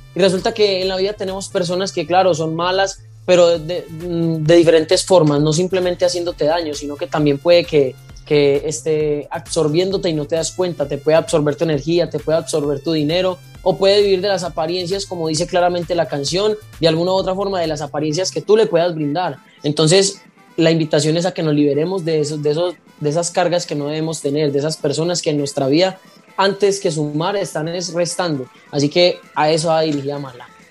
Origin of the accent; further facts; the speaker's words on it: Paisa, Antioquia, Colombia; now in Palmira, Colombia; yo estoy radicado en Palmira Valle y yo soy paisa